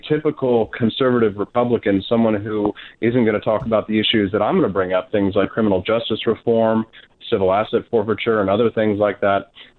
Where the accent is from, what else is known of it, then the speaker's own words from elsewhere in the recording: Peculiar, Missouri, United States; also born or lived in Independence; I was born on a farm. I was born in Independence, right, raised on a farm in Peculiar. And that's just a short drive from the town called Liberty here in Missouri.